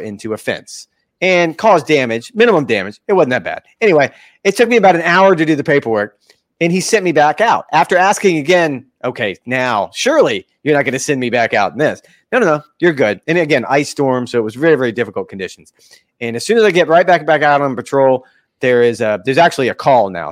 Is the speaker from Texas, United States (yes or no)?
no; Florida, United States; I was born and raised in Florida